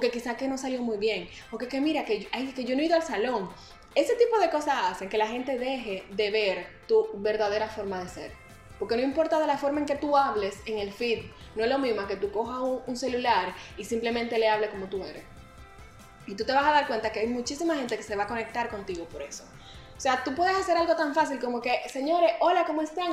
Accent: Dominican Republic

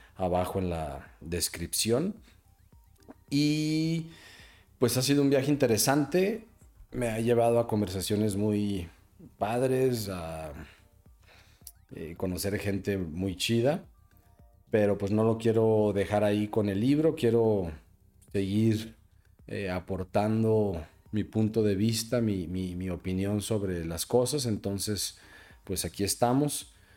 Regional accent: Mexico; yo soy un cuate mexicano

